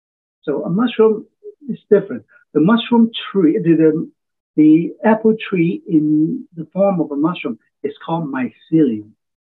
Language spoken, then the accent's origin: English; Hong Kong; also born or lived in Oregon; now in United States; I'm a transplant from Hong Kong back in 1969. I went to college in Oregon